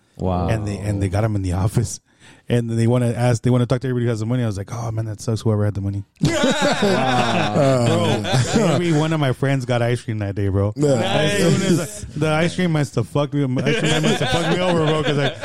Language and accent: English; San Antonio, Texas, United States; In San Antonio. Me too.